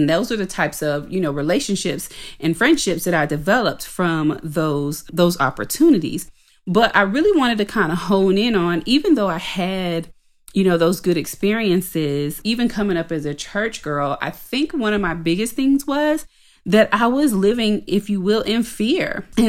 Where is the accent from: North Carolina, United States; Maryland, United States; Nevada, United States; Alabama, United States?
North Carolina, United States; Shelby; Actually, I was raised in Shelby, North Carolina. That's where I went to school.